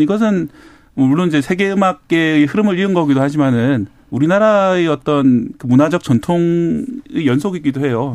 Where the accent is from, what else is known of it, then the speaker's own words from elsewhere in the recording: Busan, South Korea; 저도 이제 어릴 때 제 고향이 부산 만덕동